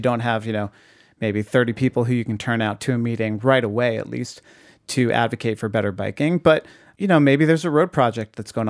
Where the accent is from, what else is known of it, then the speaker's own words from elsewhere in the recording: Boston, Massachusetts, United States; I'm a little familiar with Canton, Massachusetts, because I'm from the Boston area.